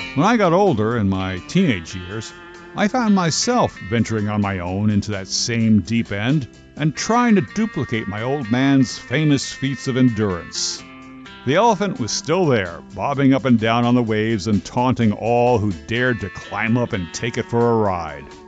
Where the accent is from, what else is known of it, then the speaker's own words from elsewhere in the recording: New Jersey, United States; I grew up in New Jersey, so for us the ocean was always just a half hour or so away